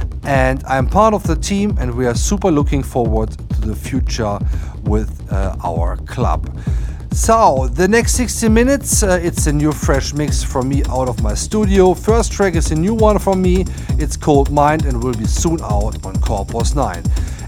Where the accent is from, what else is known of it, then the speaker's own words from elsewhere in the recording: near Kleve, North Rhine-Westphalia, Germany; in Kleve, which is really close to my hometown